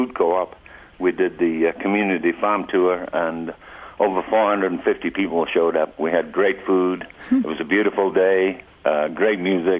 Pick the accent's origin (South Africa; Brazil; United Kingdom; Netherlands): United Kingdom; the north of England; moved away as an adult; also born or lived in Bridger Mountains, Montana; now in Montana, United States; I'm from Northern England